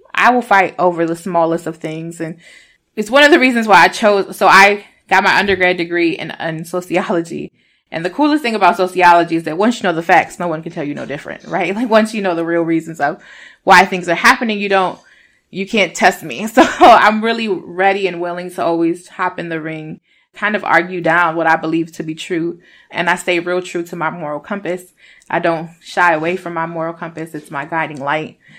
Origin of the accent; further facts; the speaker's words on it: Rochester, New York, United States; also born or lived in Puerto Rico; I'm from Rochester, New York, but I was born in Puerto Rico. My parents migrated here when I was a itty bitty baby. I was almost three.